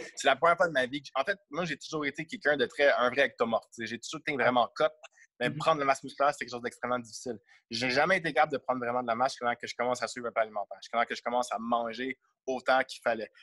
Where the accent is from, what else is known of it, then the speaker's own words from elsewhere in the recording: Montreal, Quebec, Canada; je viens de Montréal